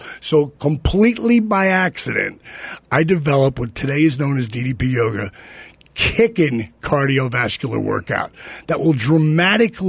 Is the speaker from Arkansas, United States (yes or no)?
no; New Jersey, United States; I'm from Jersey